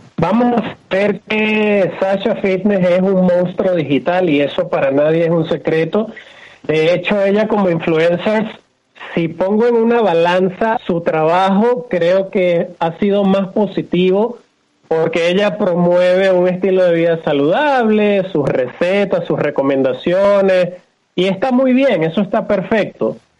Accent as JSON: {"language": "Spanish", "country": "Venezuela", "tie": "born or raised there", "moved": "as an adult", "lives_now": "Mexico", "said": "Empecé por el año 97, 98 en mi país natal que es Venezuela. Actualmente estoy radicado en México."}